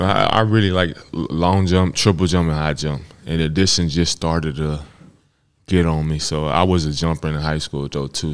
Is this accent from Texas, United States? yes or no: yes; Texas, United States; I'm from Texas